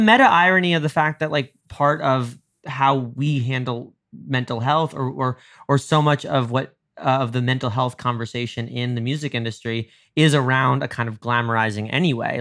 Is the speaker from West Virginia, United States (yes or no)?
no; suburban New York, United States; now in Los Angeles, United States; I grew up in suburban New York